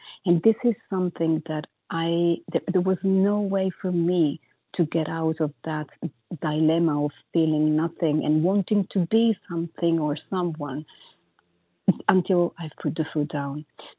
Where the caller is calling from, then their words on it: Paris, Île-de-France, France; I'm calling from Paris